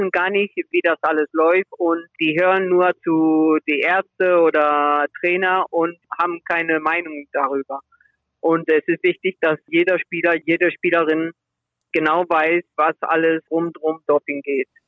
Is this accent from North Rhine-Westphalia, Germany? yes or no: yes; Remscheid, North Rhine-Westphalia, Germany; born there; mein Bruder und ich, wir sind beide in, in Remscheid geboren. Deswegen in Remscheid. Aber beide Eltern aus Spanien.